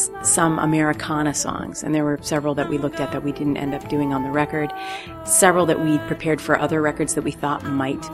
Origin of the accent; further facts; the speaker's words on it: Wisconsin, United States; moved away; I grew up in Wisconsin